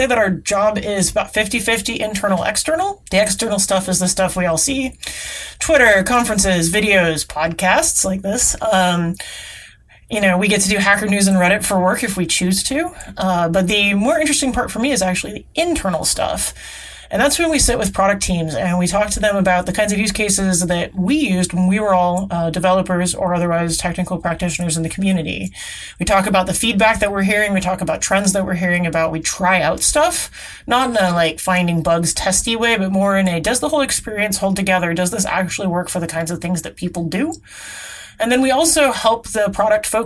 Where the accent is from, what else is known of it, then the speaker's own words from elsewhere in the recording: Seattle, Washington, United States; I grew up in the Seattle area.